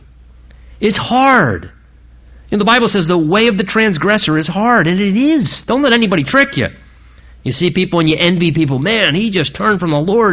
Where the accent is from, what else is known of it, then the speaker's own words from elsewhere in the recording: United States; being an American